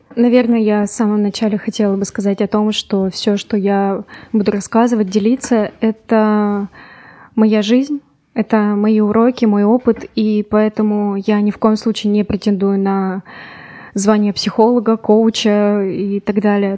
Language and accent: Russian; Yekaterinburg, Sverdlovsk Oblast, Russia; я из Екатеринбурга